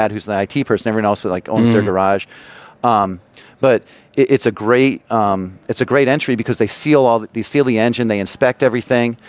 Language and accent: English; North Carolina, United States; I'm from North Carolina